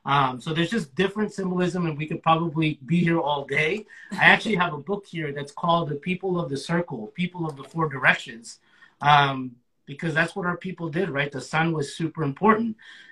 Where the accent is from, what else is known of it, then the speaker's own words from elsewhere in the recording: Guatemala City, Guatemala Department, Guatemala; Yeah, I was born in the capital. You know, I was born in Getaleo.